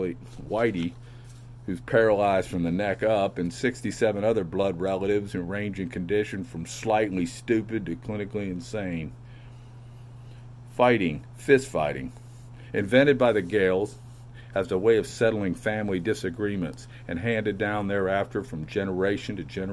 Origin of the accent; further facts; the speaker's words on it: United States; I grew up in America around Irish people.